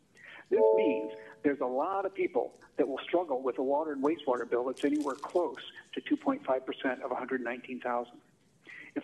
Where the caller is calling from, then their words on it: Palo Alto, California, United States; from Palo Alto.